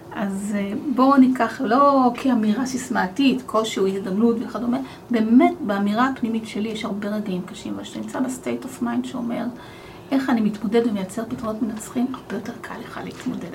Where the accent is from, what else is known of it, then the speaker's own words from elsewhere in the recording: Arad, Southern District, Israel; moved away as an adult; now in Kfar Saba, Israel; גם אני גדלתי בפריפריה. גדלתי בערד